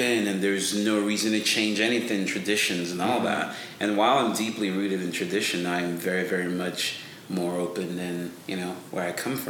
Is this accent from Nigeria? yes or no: yes; Nigeria; moved away as an adult; also born or lived in Benin City / New York; now in Austin, United States; I'm from Nigeria. Born and raised.